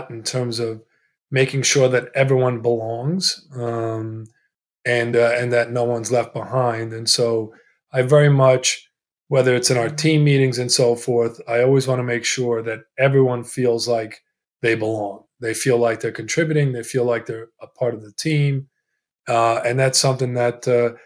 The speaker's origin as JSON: {"language": "English", "town": "Glen Cove", "region": "New York", "country": "United States", "tie": "born or raised there", "also_born_or_lived": "Italy", "first_language": "Italian", "second_language": "English", "said": "We immigrated from Italy. We settled in a town on the north shore of Long Island in the New York area called Glen Cove. My first language was Italian, and I learned English in the schools, and I went to the Glen Cove public schools."}